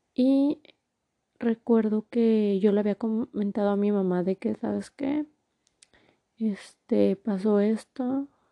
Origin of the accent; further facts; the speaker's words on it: Torreón, Coahuila, Mexico; moved away as an adult; also born or lived in Durango, Mexico / Mexico City, Mexico; now in New Jersey, United States; soy de México, de la ciudad de Torreón, Coahuila. Actualmente vivo en New Jersey.